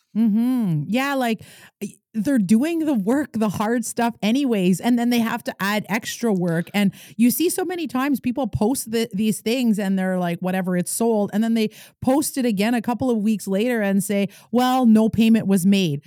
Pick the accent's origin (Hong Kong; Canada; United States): Canada; Kitigan Zibi, Quebec